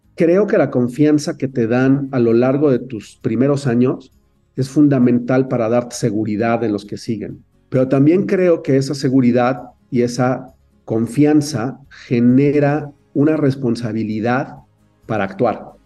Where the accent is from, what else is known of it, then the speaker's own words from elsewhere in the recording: Mexico City, Mexico; also born or lived in Canada; nací en la Ciudad de México, viví toda mi infancia en, en Coyoacán